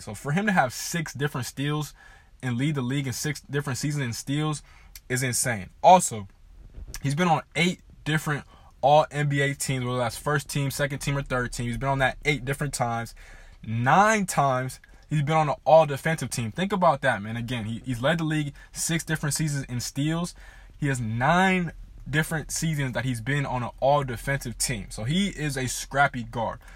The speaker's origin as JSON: {"language": "English", "region": "Southern California", "country": "United States", "tie": "born or raised there", "said": "I am from Southern California. I grew up a diehard Lakers fan in a Laker household."}